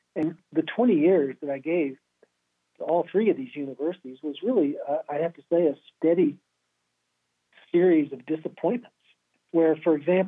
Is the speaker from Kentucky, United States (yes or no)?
yes; Lexington, Kentucky, United States; Yeah, you know, I grew up in Lexington, Kentucky. My family was, my dad was Navy for 20 years. We moved around until I was about 12. And then we returned back to my parents' home, which is Kentucky.